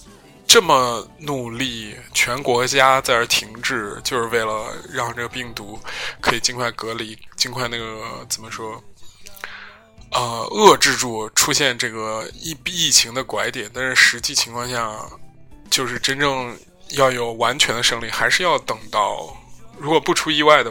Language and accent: Chinese; China; 然后你就会发觉，我中国人成了一个等价于武汉、等价不是等价于新型冠状病毒的这样一个危险的时候，所有人都会对你有指指点点。